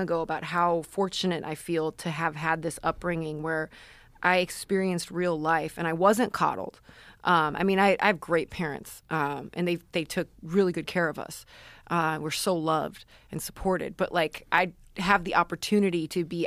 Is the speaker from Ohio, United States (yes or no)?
yes; Parma, Ohio, United States; I grew up in Parma, Ohio until middle school, which is pretty blue collar